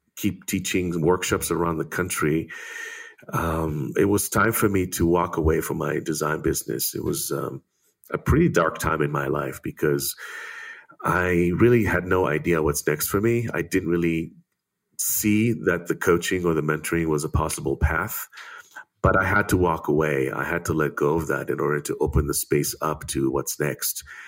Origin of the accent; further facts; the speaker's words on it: Israel; growing up in Israel